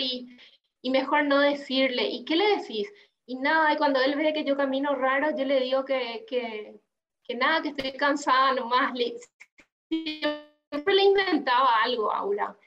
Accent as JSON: {"language": "Spanish", "country": "Paraguay", "tie": "born or raised there", "moved": "as an adult", "lives_now": "Uruguay", "said": "yo soy paraguaya, em, mm. Eh, y viví toda mi vida en Paraguay, pero desde hace un año estoy viviendo acá en Uruguay"}